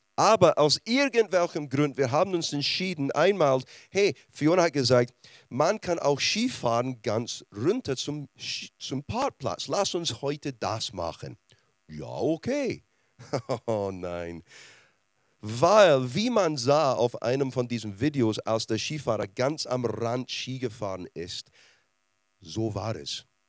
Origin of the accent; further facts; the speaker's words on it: Scotland, United Kingdom; German is a second language; now in Germany; Als Schotte